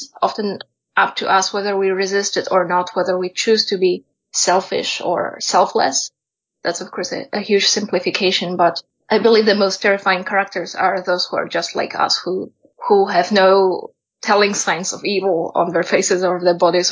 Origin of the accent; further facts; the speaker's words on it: Poland; moved away; I come originally from Poland, although I've been living elsewhere at different points of my life